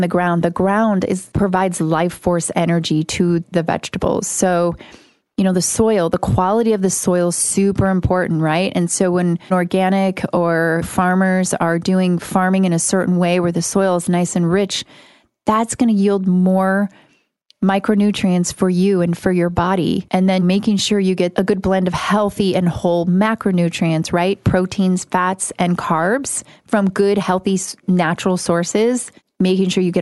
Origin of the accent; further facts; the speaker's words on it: Midwest, United States; I grew up in the Midwest